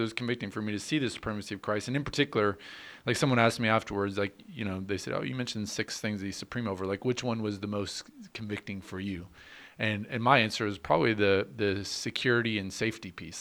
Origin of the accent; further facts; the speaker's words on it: United States; as American citizens